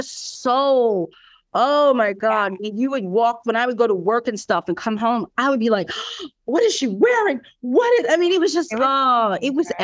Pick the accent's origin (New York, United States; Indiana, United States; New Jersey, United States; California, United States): New York, United States; I'm a New Yorker